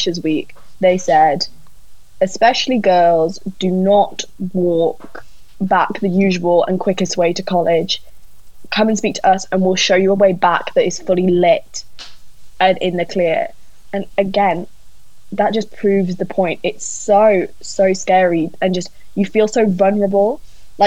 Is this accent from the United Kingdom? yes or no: yes; Newcastle upon Tyne, North East England, United Kingdom; moved away as an adult; now in Cambridge, United Kingdom; I am originally from Newcastle, and moving to Cambridge